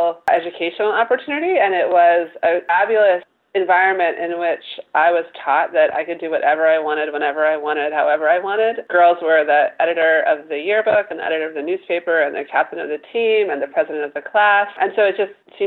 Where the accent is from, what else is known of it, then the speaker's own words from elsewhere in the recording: Washington, District of Columbia, United States; also born or lived in Maryland; I actually grew up right outside of Washington, D.C., so I consider D.C. my hometown.